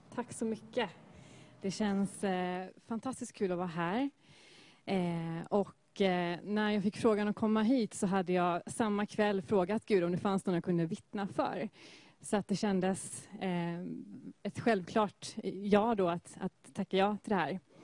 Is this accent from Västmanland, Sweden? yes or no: no; Gothenburg, Västra Götaland, Sweden; är född och uppvuxen i Göteborg. Och i Askim